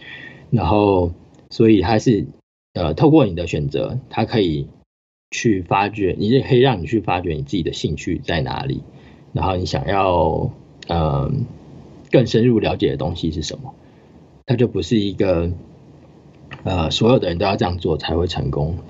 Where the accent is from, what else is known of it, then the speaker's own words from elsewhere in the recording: New Zealand; 我真的是很幸运可以在这个环境下长大，因为在纽西兰的话，它的环境就是一个，这就是一个 normal 的 situation